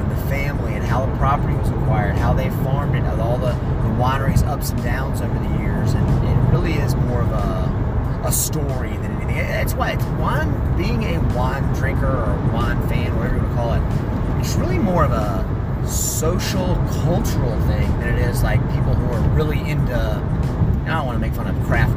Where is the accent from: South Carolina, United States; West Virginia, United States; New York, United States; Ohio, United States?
South Carolina, United States; I'm from South Carolina